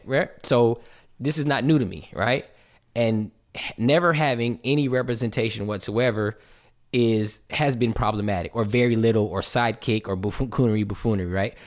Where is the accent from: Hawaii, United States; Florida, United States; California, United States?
California, United States; West Covina; moved away as an adult; also born or lived in Ontario, California; now in Georgia, United States; growing up in West Covina, California and Ontario, California